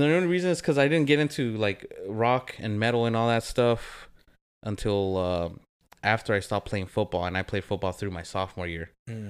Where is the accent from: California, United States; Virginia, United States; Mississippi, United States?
California, United States; Whittier; I grew up over here in Whittier. I hung out with a lot of the Pico punks, and their go-to was the Mickey's.